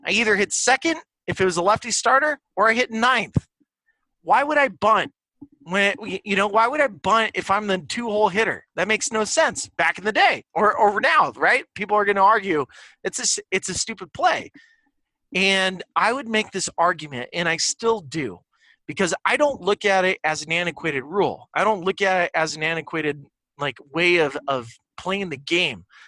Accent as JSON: {"language": "English", "town": "Santa Barbara", "region": "California", "country": "United States", "tie": "born or raised there", "said": "I grew up in Santa Barbara"}